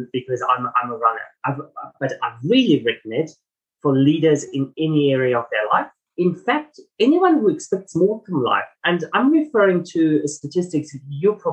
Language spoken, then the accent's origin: English; Germany; moved away; also born or lived in Melbourne, Australia; my accent, it's not South African, I'm German heritage